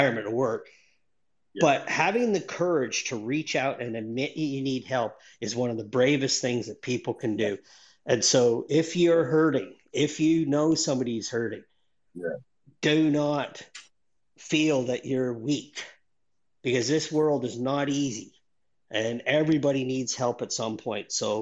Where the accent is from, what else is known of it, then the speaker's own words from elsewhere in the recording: Northern Ontario, Canada; moved away as an adult; now in Australia; I grew up in Northern Ontario, Canada, in a town of, you know, 800 mm-hmm. people.